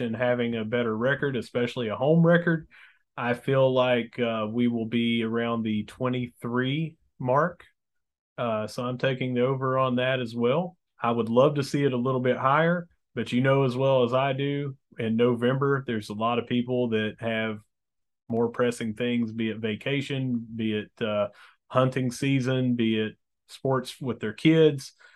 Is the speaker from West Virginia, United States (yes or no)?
yes; Mingo County, West Virginia, United States; I'm from Mingo County